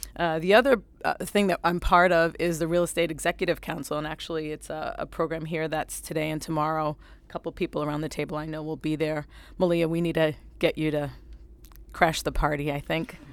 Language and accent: English; New Bedford, Massachusetts, United States; I'm from New Bedford, Massachusetts